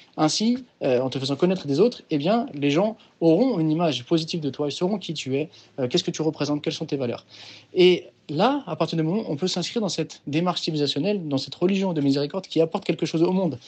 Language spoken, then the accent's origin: French; France; moi je suis français, euh, je suis pas d'origine algérienne, je suis pas d'origine marocaine